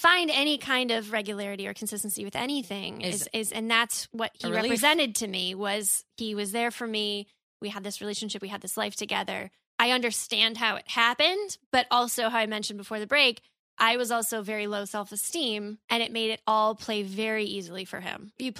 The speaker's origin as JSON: {"language": "English", "region": "Midwest", "country": "United States", "said": "And I'm from the Midwest."}